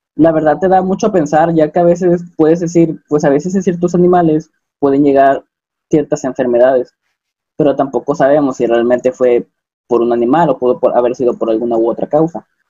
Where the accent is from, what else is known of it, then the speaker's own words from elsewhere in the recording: Acapulco, Guerrero, Mexico; moved away as an adult; now in Coahuila, Mexico; yo soy de Acapulco, como nuestro amigo Lalo, pero pues me vine a estudiar acá en, Coahuila